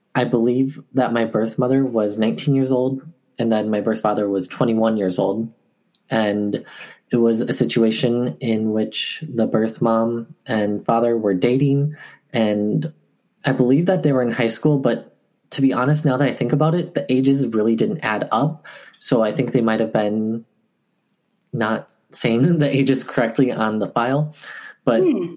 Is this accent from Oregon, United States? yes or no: no; Eau Claire, Wisconsin, United States; moved away as an adult; also born or lived in Daegu, South Korea / Guatemala; now in Milwaukee, United States; I currently live in Milwaukee, Wisconsin, but I'm from Eau Claire. And that's actually where I first went to um, when I was adopted.